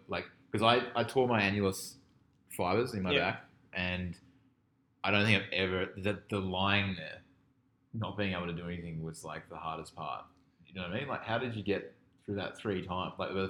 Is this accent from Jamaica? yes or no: no; Australia; moved away; I'm from Australia. I saw snow fall for the first time this year in Banff.